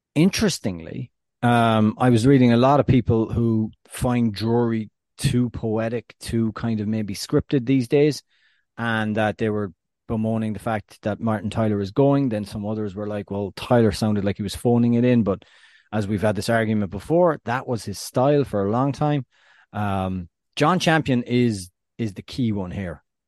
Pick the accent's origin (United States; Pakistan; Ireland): Ireland